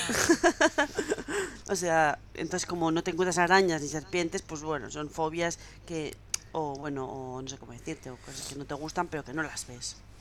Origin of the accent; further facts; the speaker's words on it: Basque Country, Spain; buena vasca que soy